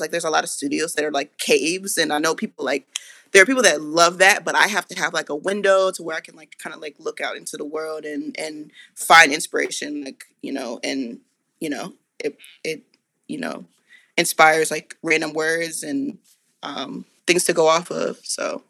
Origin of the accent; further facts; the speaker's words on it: Marietta, Georgia, United States; I grew up in North Atlanta, like, a town called Marietta